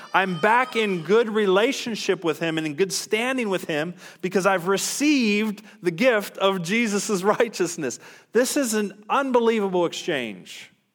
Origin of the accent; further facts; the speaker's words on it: United States; American Christians